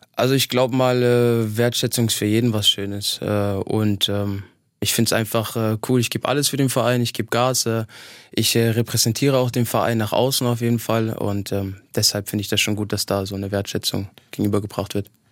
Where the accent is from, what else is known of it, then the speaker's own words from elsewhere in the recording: eastern Germany, Germany; moved away; also born or lived in Halle an der Saale; ich bin in, in, in, im Osten groß geworden